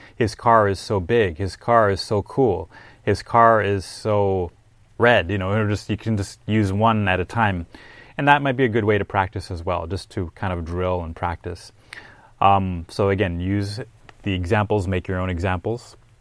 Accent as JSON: {"language": "English", "town": "Minneapolis", "region": "Minnesota", "country": "United States", "tie": "born or raised there", "said": "He's actually from my hometown."}